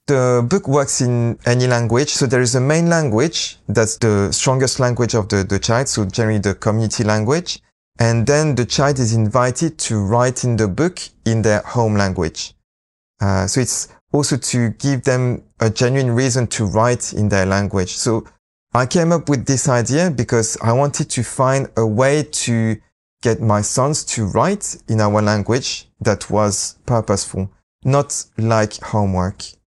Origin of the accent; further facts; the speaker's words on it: Lyon, Auvergne-Rhône-Alpes, France; English is a second language; moved away as an adult; also born or lived in London, England / Leicester, England; I grew up in France, in Lyon, uh, with a mom who's Japanese